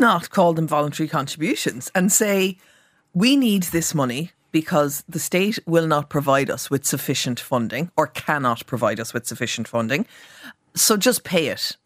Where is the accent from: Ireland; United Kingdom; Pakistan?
Ireland; Cork, Munster; I'm from Cork